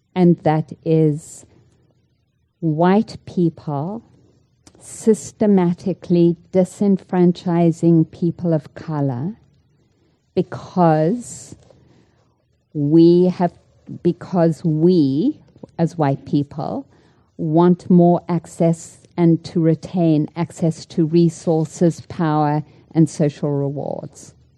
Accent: South Africa; moved away; I grew up in South Africa

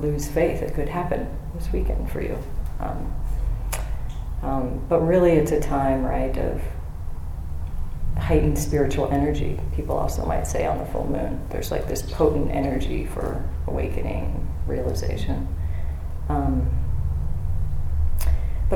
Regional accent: Bay Area, California, United States; I was born in the Bay Area in the 70s

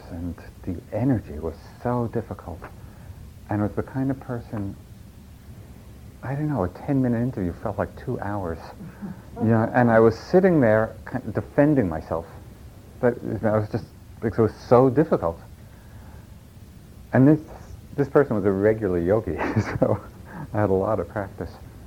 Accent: New York, United States; accent: New York; that's my New York accent

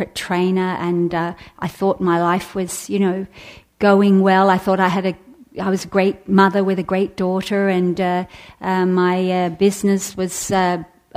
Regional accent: Australia; moved away as an adult; now in San Francisco, United States; I was living in Australia. I'm Australian.

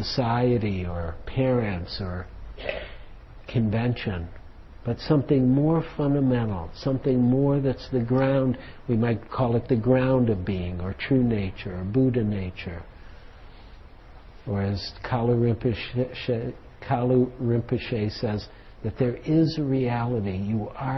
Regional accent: Detroit, Michigan, United States; I'm from Detroit.

